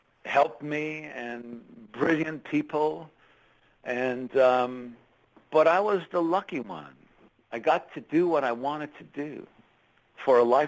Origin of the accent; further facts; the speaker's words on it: Montreal, Quebec, Canada; born and raised in Montreal of immigrant parents